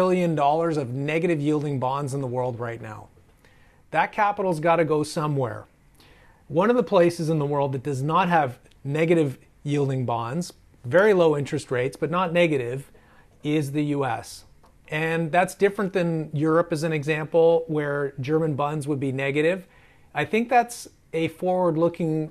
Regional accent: Canada; being Canadian

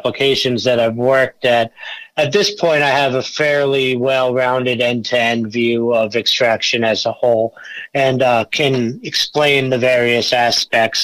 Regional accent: Long Island, New York, United States; moved away as an adult; also born or lived in Colorado; I grew up in Long Island

